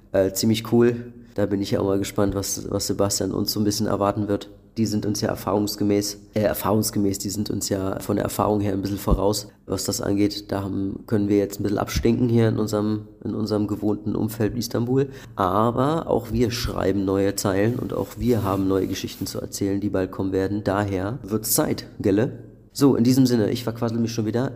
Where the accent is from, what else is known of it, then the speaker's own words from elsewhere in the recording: Berlin, Germany; ich komme ja schon aus einer großen Stadt, der, der man sich daran gewöhnt hat und mit der man auch so mit aufgewachsen ist in Berlin